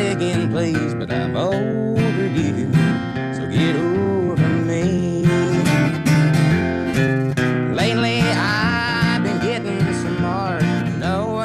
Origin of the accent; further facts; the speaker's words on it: Garrard County, Kentucky, United States; I'm from Garrett County, Kentucky. I'm 17